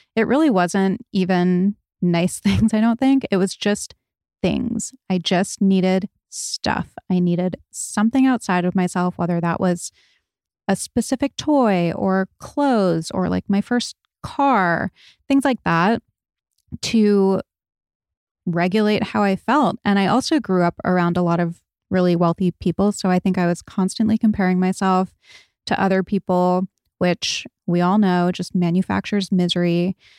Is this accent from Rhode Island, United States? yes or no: yes; Rhode Island, United States; I grew up in Rhode Island.